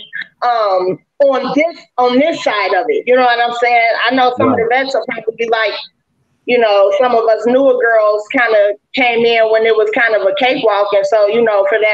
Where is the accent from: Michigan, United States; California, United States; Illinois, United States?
Illinois, United States; Chicago; now in Cincinnati, United States; I'm originally from Chicago, Illinois, but I'm battle rapping out of Cincinnati, Ohio